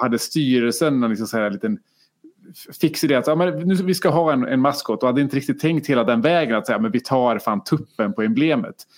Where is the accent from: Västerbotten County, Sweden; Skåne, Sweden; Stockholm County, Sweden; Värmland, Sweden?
Värmland, Sweden; Karlstad; jag är från Karlstad och, och Färjestad